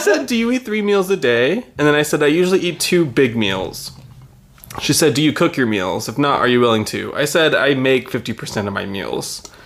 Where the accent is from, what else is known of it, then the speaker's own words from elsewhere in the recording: Texas, United States; I'm from Texas